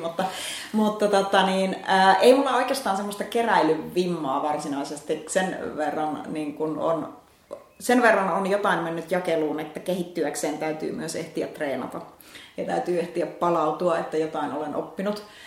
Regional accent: Finland; moved away as an adult; also born or lived in Helsinki; mä olin pitkään, maaseudulta kotoisin

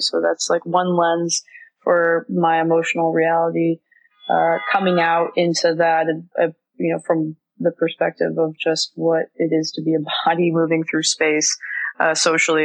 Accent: Florida, United States; now in New York, United States; I grew up in Florida

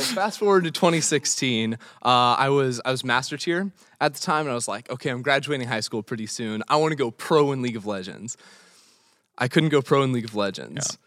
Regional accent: Los Angeles, California, United States; I'm originally from Los Angeles.

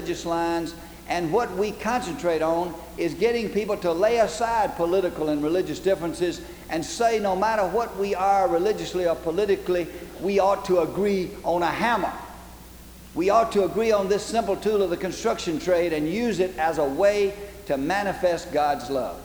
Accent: Alabama, United States; now in Georgia, United States; I come from the South. I was born and raised in Alabama. Then I live in Georgia

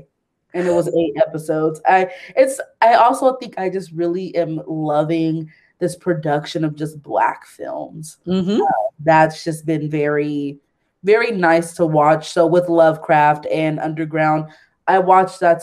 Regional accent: the Bay Area, California, United States; moved away; we're all like from the Bay Area

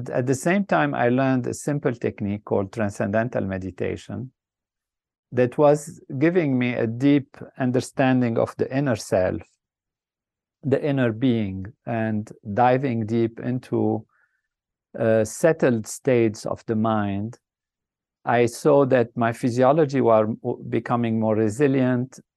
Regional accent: Lebanon; I started off in a country that was a dream place, a place of uh, amazing, what I would say, beauty and um, grand possibilities um, with nature that's balanced, uh, peace and harmony.

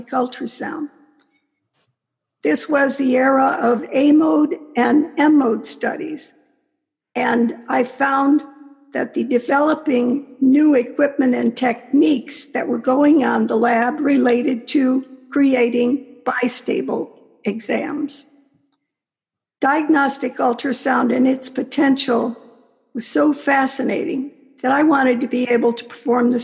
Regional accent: Cleveland, Ohio, United States; I was born and raised in Cleveland, Ohio

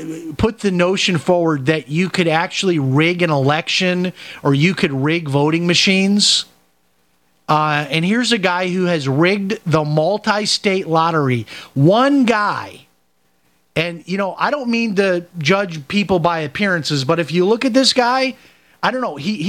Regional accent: Chicago, Illinois, United States; I remember growing up in Chicago, that they used to have, like, an accounting firm would come out

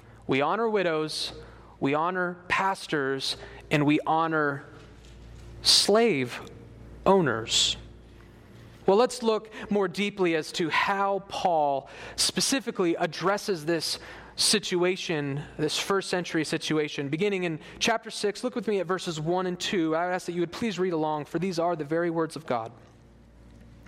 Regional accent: United States; as Americans

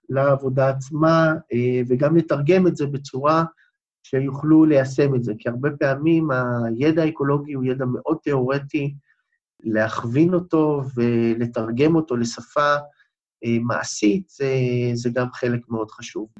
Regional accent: Beersheba, Southern District, Israel; כמעט כל חיי גרתי במדבר, נולדתי בבאר שבע

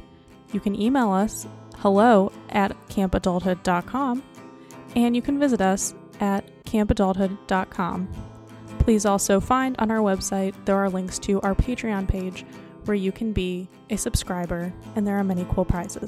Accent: Detroit, Michigan, United States; now in New York, United States; I'm from Detroit, which is where Little Caesars started.

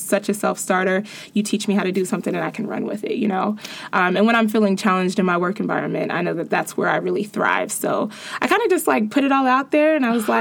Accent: Cincinnati, Ohio, United States; I'm this girl from Cincinnati

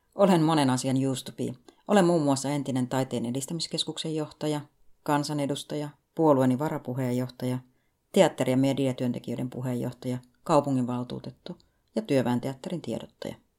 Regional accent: Finland; Lapsuuteni Suomessa

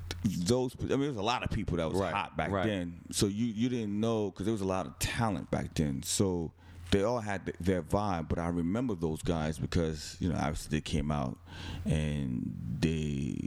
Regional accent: New Jersey, United States; also born or lived in Brooklyn, New York; I was born in Brooklyn, grew up in New Jersey

